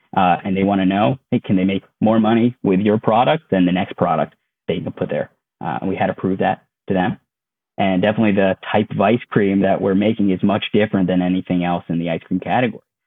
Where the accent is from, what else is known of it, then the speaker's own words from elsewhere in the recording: Connecticut, United States; moved away as an adult; also born or lived in Maryland; I grew up in Connecticut. Uh, my whole family lives there